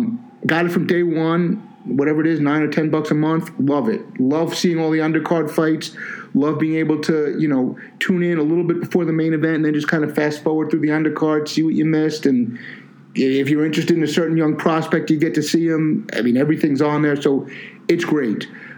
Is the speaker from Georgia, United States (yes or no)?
no; New York City, New York, United States; I grew up in Staten Island, and HBO didn't come to Staten Island for a while.